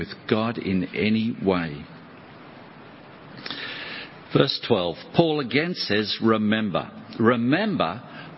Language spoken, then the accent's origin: English; Australia; I'm from Australia